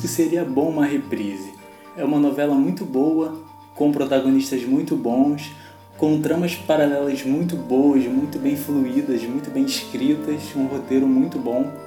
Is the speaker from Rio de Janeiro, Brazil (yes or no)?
yes; Rio de Janeiro, Brazil; eu sou carioca